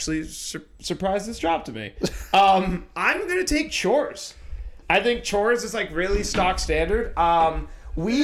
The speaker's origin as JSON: {"language": "English", "town": "Toronto", "region": "Ontario", "country": "Canada", "tie": "born or raised there", "said": "we grew up in Toronto."}